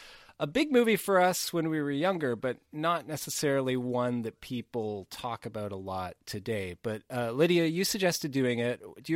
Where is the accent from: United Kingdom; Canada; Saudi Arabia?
Canada; we are Canadian